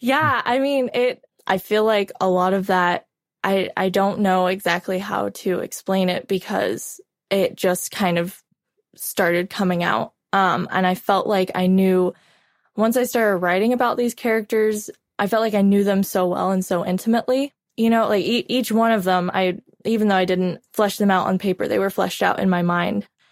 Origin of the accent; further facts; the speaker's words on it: Oregon, United States; moved away as an adult; now in Oklahoma, United States; I was born and raised in Oregon. And I lived there, um, my entire life up until recently.